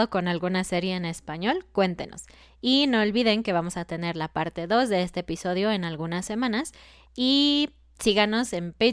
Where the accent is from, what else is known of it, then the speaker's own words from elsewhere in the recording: Mexico; yo que soy mexicana